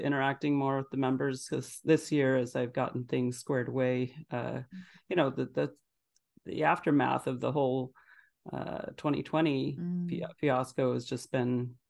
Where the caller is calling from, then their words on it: Phoenix, Arizona, United States; I'm in Phoenix, Arizona